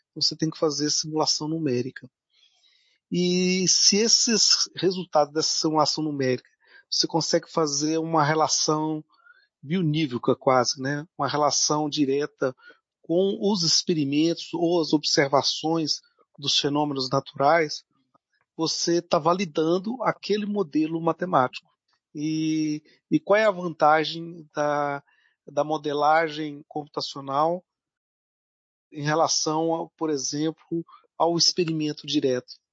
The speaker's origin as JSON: {"language": "Portuguese", "region": "Minas Gerais", "country": "Brazil", "moved": "yes", "said": "vou dizer que eu vim da Terra mesmo, né? Lá das terras de Minas Gerais. Né? Por isso que eu sou atleticano né? fiel."}